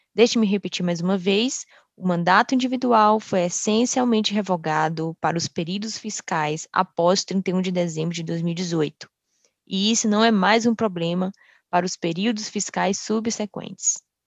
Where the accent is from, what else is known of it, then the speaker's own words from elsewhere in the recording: Brazil; now in Dallas, United States; Eu cresci no Brasil e sou fluente em português